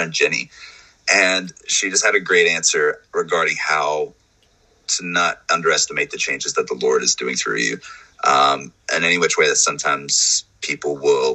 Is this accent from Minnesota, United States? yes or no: no; North Carolina, United States; I'm from North Carolina